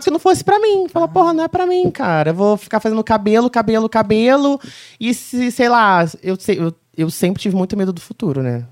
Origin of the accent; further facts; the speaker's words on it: Mendes, Rio de Janeiro, Brazil; also born or lived in Barra do Piraí; sou de Mendes